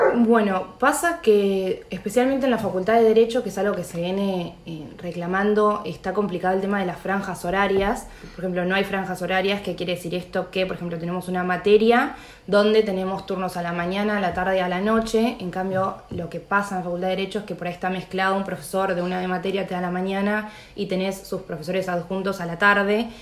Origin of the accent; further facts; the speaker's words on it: La Plata, Buenos Aires Province, Argentina; yo soy platense